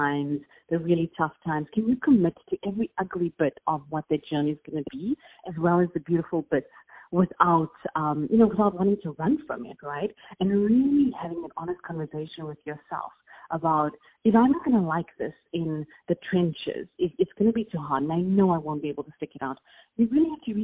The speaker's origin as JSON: {"language": "English", "country": "South Africa", "tie": "born or raised there", "accent": "South African", "moved": "as an adult", "lives_now": "Los Angeles, United States", "said": "I don't know if you can tell by my accent, but I'm South African. So that's a very unique one. And people are always intrigued by that in the United States. So I do reside in LA now. But I grew up in South Africa"}